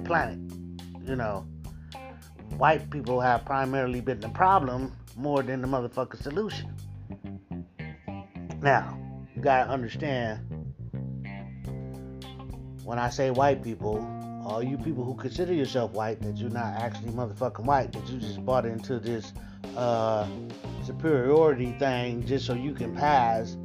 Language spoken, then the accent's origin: English; United States; growing up in America